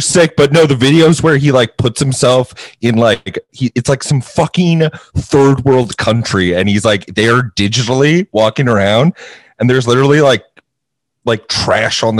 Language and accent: English; Canada; we're Canadian